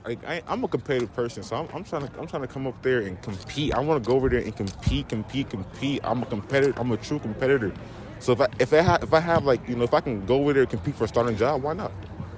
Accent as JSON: {"language": "English", "country": "Nigeria", "said": "I'm Nigerian."}